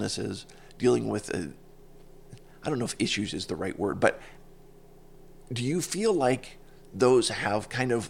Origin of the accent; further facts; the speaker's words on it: Pittsburgh, Pennsylvania, United States; I'm from Pittsburgh